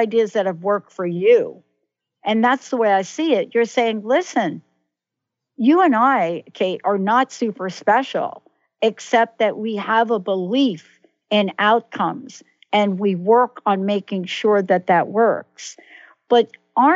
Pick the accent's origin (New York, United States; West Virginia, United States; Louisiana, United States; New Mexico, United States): New York, United States; New York City; moved away; also born or lived in New Jersey; I'm a girl from the Bronx, New York, right? And born in the Bronx, lived in New Jersey.